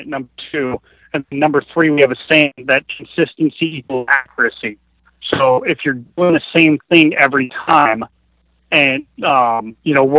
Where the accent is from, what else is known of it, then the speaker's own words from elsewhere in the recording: Denver, Colorado, United States; moved away as an adult; now in Alaska, United States; I was born in Denver, Colorado, and I lived there the majority of my life until I left for the Army shortly after my 19th birthday.